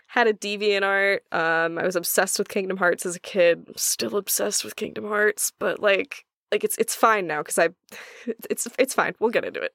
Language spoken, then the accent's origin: English; Oklahoma, United States; I am from Oklahoma